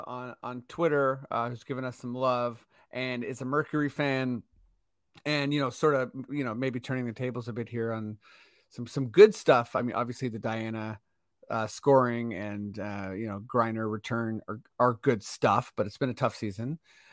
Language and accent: English; Canada; I'm clearly Canadian.